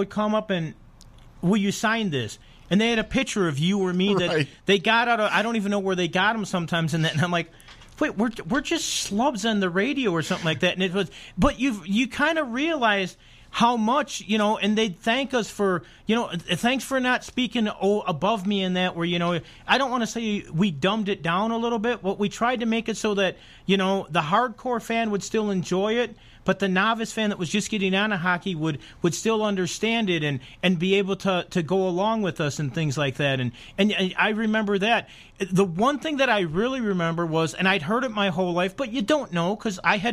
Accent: Chicago, Illinois, United States; now in Las Vegas, United States; I'm from Chicago.

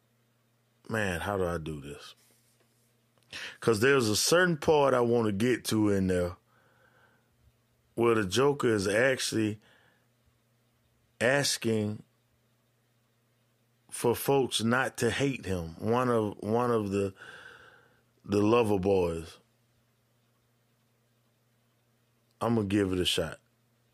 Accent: Georgia, United States; my home state of Georgia

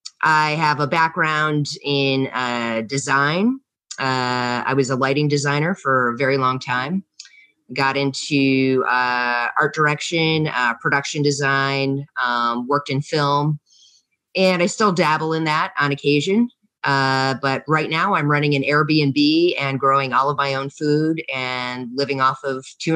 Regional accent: New York, United States; born there; also born or lived in Vermont / Massachusetts / Louisiana / New Mexico; I'm from the United States. I lived all over the United States. I've lived in Vermont. I've lived in Cape Cod, Massachusetts. I was born in the Appalachia region of upstate New York.

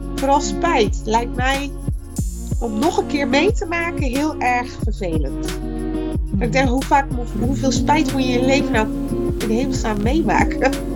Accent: Netherlands; Geboren en getogen in Nederland, 41 jaar

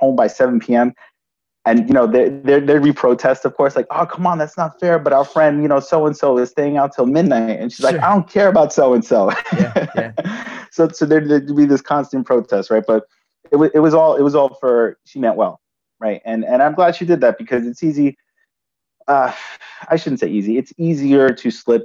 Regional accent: New York City, New York, United States; So I grew up in New York City, and my brother and I, we lived with our parents originally in the Bronx

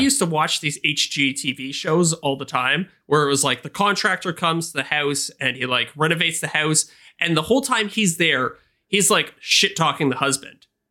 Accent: Canada; as a Canadian

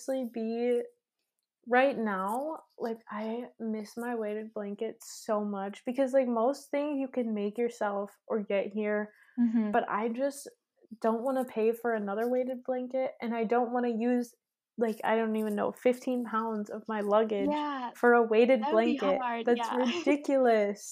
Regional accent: Midwest, United States; moved away as an adult; now in Austria; I'm from the Midwest, so there's nothing. Like, it's so flat.

